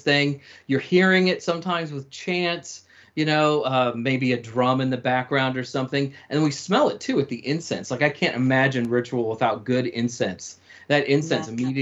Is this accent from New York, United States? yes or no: no; Nashville, Tennessee, United States; now in San Francisco Bay Area, United States; I grew up in the American South and outside of Nashville, Tennessee